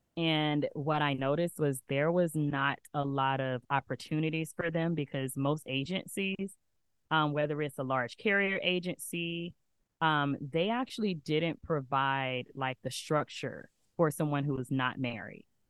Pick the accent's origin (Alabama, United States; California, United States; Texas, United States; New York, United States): Alabama, United States; moved away as an adult; now in Atlanta, United States; I'm originally from Alabama, where I knew everyone. I had been there my whole life.